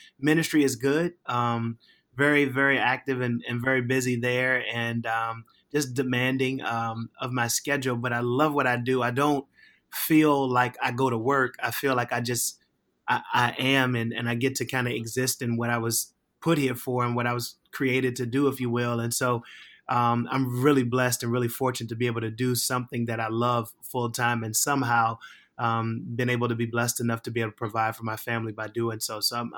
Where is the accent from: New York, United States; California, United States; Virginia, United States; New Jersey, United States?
Virginia, United States; Richmond; So, man, I am I'm originally from Richmond, Virginia. Grew up there, born and raised until, you know, 18.